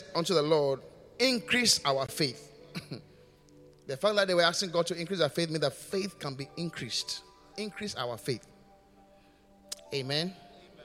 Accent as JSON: {"language": "English", "country": "Ghana", "also_born_or_lived": "United Kingdom", "said": "I am coming back home"}